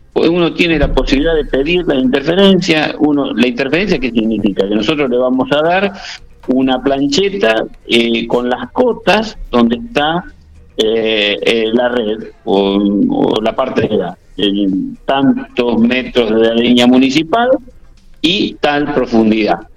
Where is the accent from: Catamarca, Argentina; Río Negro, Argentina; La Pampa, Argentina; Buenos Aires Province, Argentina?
La Pampa, Argentina; General Pico; moved away; yo nací en Pico, estudié en Pico, o sea que Pico para mí es muy presente